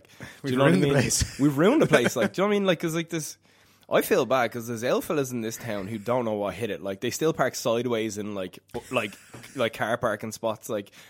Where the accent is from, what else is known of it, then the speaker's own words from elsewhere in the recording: Dublin, Leinster, Ireland; accent: Dublin; I am from Dublin, as you may notice.